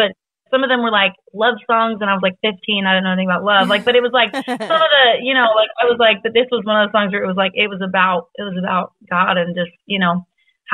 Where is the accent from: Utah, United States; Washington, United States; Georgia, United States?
Washington, United States; the Northwest; I'm from the Northwest. And so in Washington State, it was in Seattle